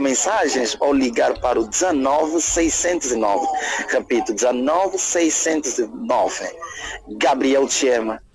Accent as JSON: {"language": "Portuguese", "town": "Luanda", "region": "Luanda Province", "country": "Angola", "said": "sou de Luanda, não sou uh, da Lunda Sul, nem da Lunda Norte, nem é do Mochico, mas independentemente de ser angolano"}